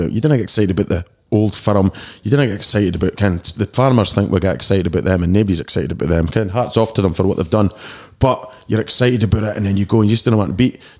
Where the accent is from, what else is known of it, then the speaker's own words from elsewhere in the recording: Dundee, Scotland, United Kingdom; I was a bit of a young ruffian when I was hanging about Boots Corner with my squad when I was uh, 16 till I was about 19